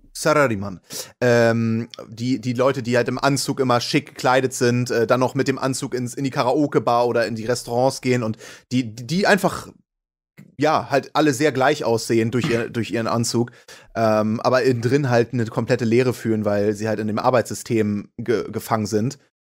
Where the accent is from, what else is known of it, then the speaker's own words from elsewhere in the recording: Hamburg, Germany; Hamburg ist ja auch meine Heimat.